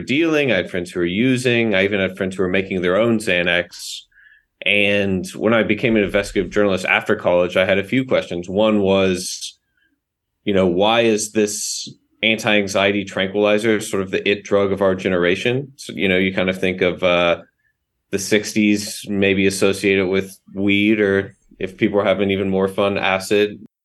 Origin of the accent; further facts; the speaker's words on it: the South, United States; But I grew up in the South.